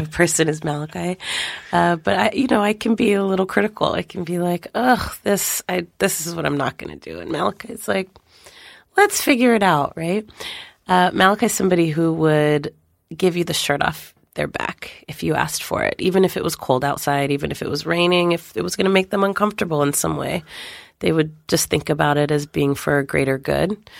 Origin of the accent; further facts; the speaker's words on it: West Coast, United States; growing up on the West Coast